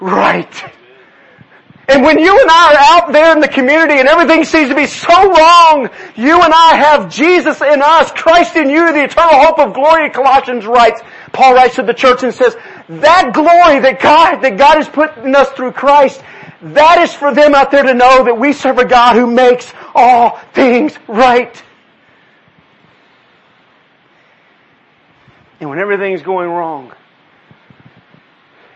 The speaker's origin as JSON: {"language": "English", "region": "Texas", "country": "United States", "said": "Yes, I'm from Texas. My family's from South Louisiana. We're Cajun."}